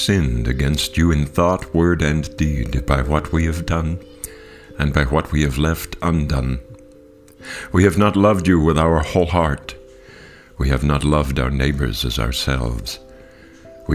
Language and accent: English; Kentucky, United States; my home state of Kentucky